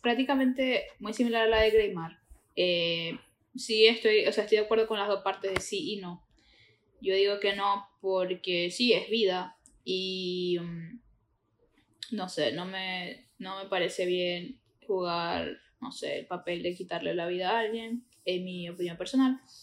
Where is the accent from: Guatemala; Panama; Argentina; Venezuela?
Venezuela; Maracaibo, Zulia; now in Florida, United States; venimos de la Tierra del Sol amado